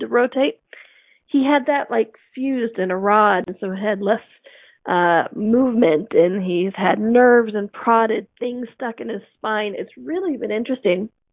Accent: United States; growing up in America

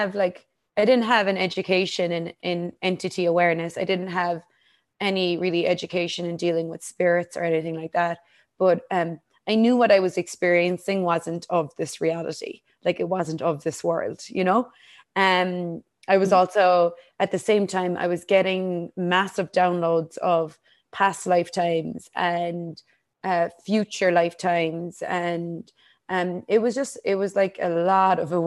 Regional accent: Ireland; I grew up in Ireland

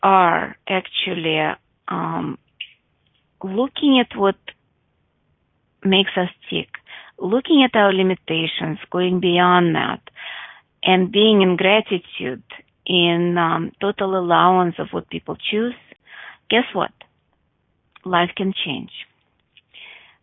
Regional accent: United States; because I'm from America, I'll say a mile.

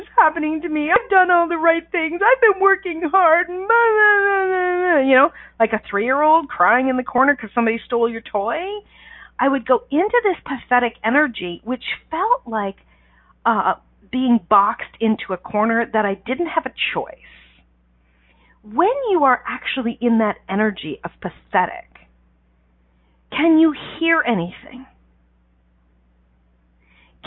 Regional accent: Canada; I'm Canadian

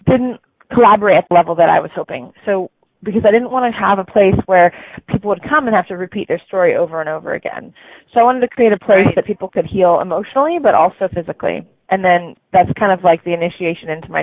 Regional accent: Santa Cruz, California, United States; I'm from California and Santa Cruz

